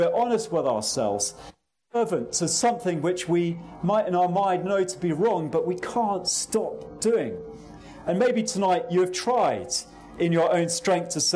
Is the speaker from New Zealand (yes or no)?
no; England, United Kingdom